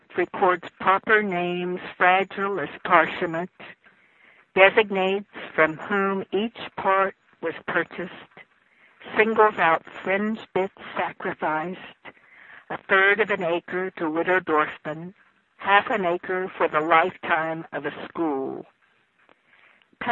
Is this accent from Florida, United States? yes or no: no; Harrisville, West Virginia, United States; I grew up in Harrisville